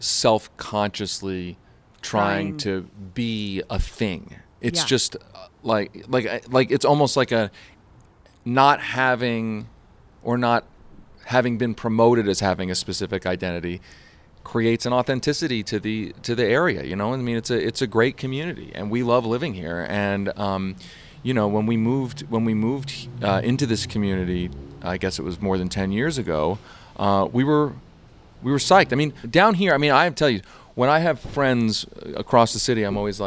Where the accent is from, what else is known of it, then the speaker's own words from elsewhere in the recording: East Coast, United States; I mean, I think growing up on the East Coast, you in some ways, you don't even realize it is a specialty.